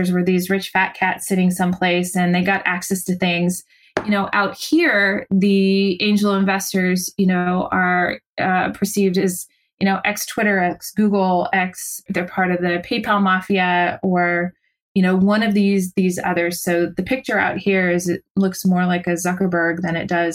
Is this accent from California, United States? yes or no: yes; San Francisco Bay Area, California, United States; We're both, you know, born and raised in the San Francisco Bay Area. So we are totally liberal Californians